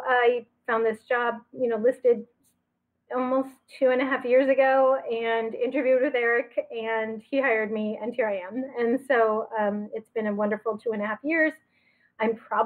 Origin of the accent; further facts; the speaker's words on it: Pleasanton and San Francisco, California, United States; moved away as an adult; also born or lived in Massachusetts; I grew up in Pleasanton and in San Francisco both